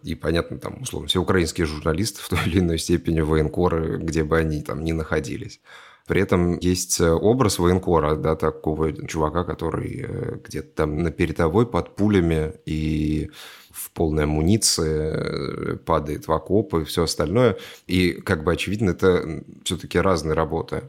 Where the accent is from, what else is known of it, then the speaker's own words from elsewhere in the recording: Russia; я россиянин